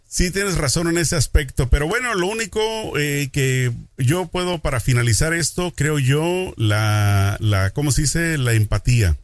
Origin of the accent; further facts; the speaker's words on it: Mexico; a mí como mexicano